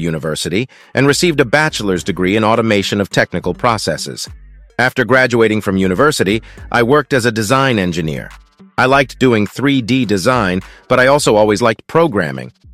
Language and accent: English; Kherson Oblast, Ukraine; also born or lived in Kazakhstan / Dresden, Germany; I am from Ukraine, from the Kherson region.